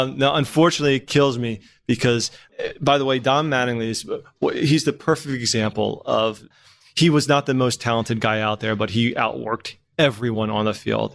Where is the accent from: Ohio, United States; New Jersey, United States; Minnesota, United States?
New Jersey, United States; Trenton; growing up in Trenton